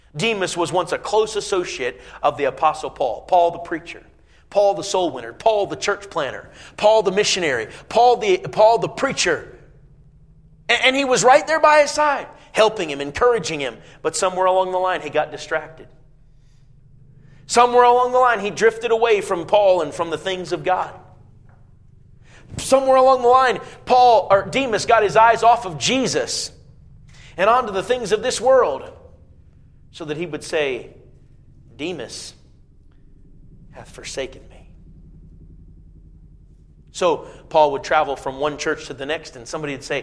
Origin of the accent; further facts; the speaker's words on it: Indiana, United States; I was growing up in Indiana, not just the northwest corner of Indiana, and we'd go often up to Chicago